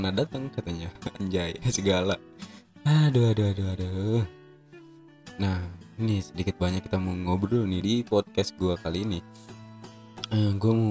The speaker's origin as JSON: {"language": "Indonesian", "region": "Aceh", "country": "Indonesia", "tie": "born or raised there", "said": "Sekarang tuh yang di kampung aku tuh yang di Aceh itu lagi gencar-gencarnya corona guys."}